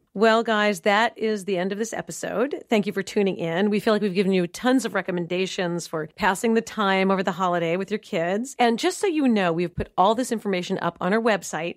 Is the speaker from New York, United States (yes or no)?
yes; New York City, New York, United States; now in Dallas, United States; I grew up in New York City living at museums on weekends